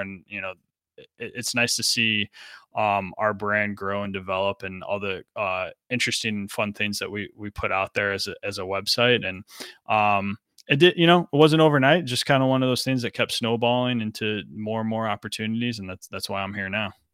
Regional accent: Chicago, Illinois, United States; moved away; also born or lived in Florida; I moved from Florida back to the Chicagoland area, which is, uh, where I'm originally from

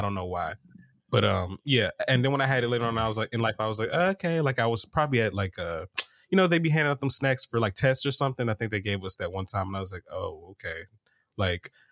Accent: Atlanta, Georgia, United States; I'm from Atlanta

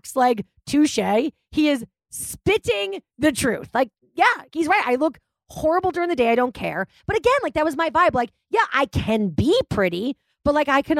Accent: Massachusetts, United States; I was brought up in Massachusetts

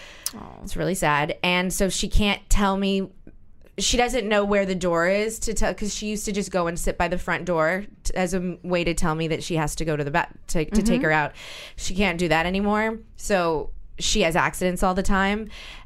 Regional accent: New Orleans, Louisiana, United States; now in New York, United States; You know I'm from New Orleans.

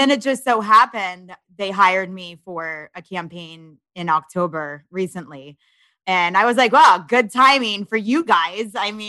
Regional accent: Florida, United States; I'm a summer baby. I grew up in Florida. I'm not, I didn't grow up, you know, going to the mountains and snowboarding and skiing

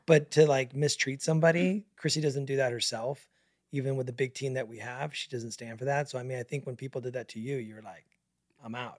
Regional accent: Mesa, Arizona, United States; we both born and raised in Northeast Mesa

